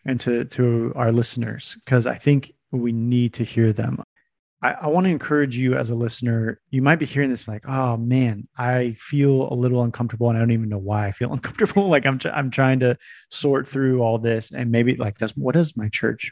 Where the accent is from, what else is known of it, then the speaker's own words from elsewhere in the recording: California, United States; when I was growing up, I grew up in California